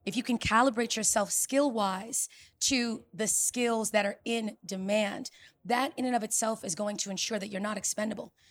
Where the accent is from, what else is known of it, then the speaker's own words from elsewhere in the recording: New York City, New York, United States; selling enterprise software in New York City, my hometown, Silicon Alley